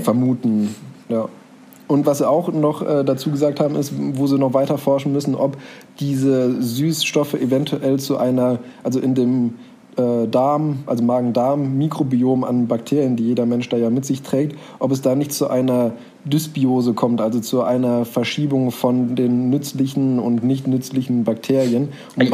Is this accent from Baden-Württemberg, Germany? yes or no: no; near Bonn, North Rhine-Westphalia, Germany; wo bist du geboren? In der Nähe von Bonn